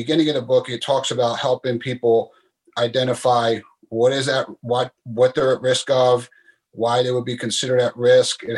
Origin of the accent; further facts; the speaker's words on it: Philadelphia, Pennsylvania, United States; moved away as an adult; I was born and raised in Philadelphia, Pennsylvania, here in the United States